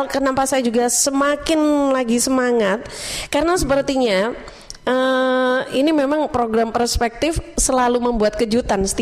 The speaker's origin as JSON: {"language": "Indonesian", "town": "Blitar", "region": "East Java", "country": "Indonesia", "tie": "born there", "said": "Pagi ini saya juga ingin sapa kota kelahiran saya dan uh, masyarakat Kota Blitar"}